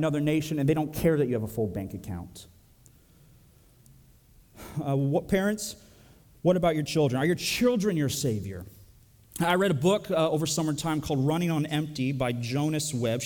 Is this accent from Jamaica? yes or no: no; Canada; now in United States; I'm Canadian